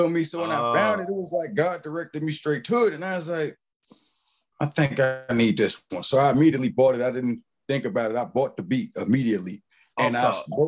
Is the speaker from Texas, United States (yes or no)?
no; Pittsburgh, Pennsylvania, United States; moved away; also born or lived in the South; I'm from Pittsburgh, Pennsylvania